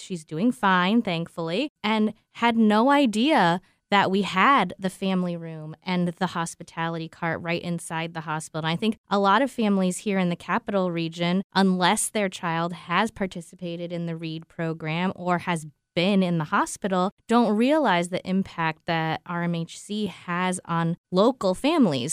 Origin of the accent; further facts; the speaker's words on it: Southern California, United States; moved away as an adult; also born or lived in Midwest; now in Albany, United States; I grew up in Southern California, born and raised